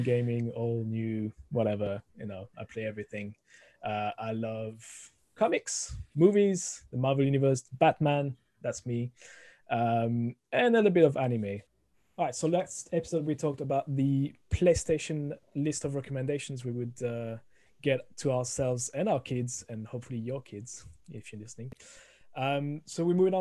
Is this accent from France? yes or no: yes; France; accent: French; English is a second language; moved away as an adult; now in United Kingdom; originally from France, as you can hear, the thick accent coming through the microphone